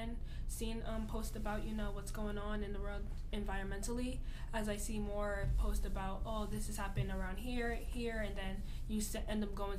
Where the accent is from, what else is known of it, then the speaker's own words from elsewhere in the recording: Newark, New Jersey, United States; I'm from Newark, New Jersey.